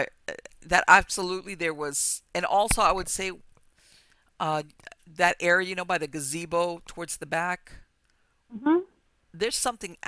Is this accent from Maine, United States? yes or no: no; Miami, Florida, United States; I was born here in Miami and grew up